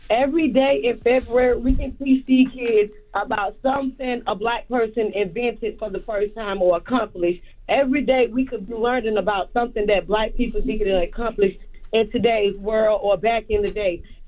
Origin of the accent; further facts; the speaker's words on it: Pahokee, Florida, United States; Yeah, Pahokee, Florida.